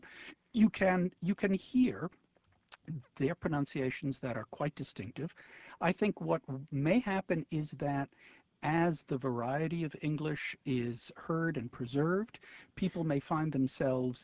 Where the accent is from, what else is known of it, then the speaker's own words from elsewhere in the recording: New York, United States; I'm in second grade, in the Brooklyn School, PS 199